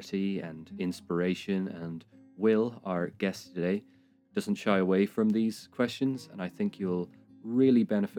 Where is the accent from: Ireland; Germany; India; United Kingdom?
Ireland; I'm Irish